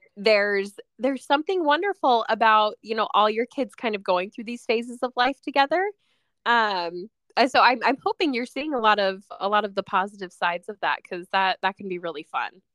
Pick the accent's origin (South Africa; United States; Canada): United States; Utah; now in Washington, United States; I, I grew up in Utah, but I, I live in Washington now near the coast